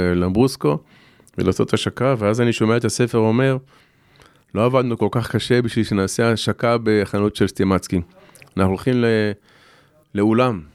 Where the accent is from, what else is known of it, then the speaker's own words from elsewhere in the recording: Shoval, Southern District, Israel; גדלתי בקיבוץ